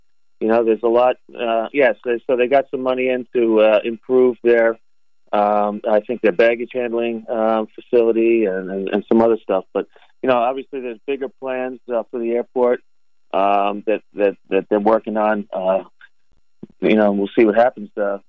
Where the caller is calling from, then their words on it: Albany, New York, United States; So, I tell you, this morning, Jay, I'm calling you from Albany. I'm at an economic development conference up here.